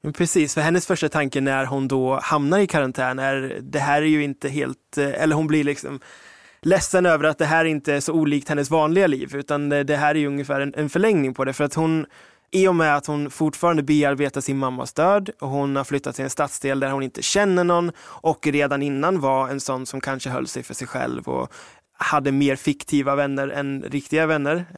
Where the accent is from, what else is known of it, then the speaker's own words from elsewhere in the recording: United Kingdom; now in Ekerö, Sweden; som britt